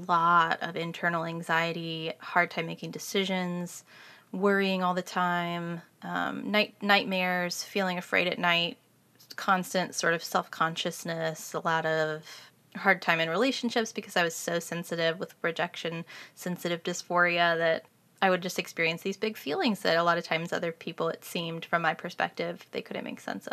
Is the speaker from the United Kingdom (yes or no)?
no; Kansas City, Missouri, United States; I grew up in Kansas City, Missouri